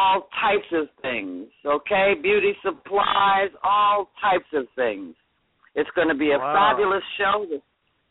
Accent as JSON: {"language": "English", "town": "Norwalk", "region": "Connecticut", "country": "United States", "also_born_or_lived": "San Francisco, California", "moved": "as an adult", "lives_now": "St. Thomas, U.S. Virgin Islands", "said": "I'm originally from Norwalk. I'm originally from Norwalk, Connecticut"}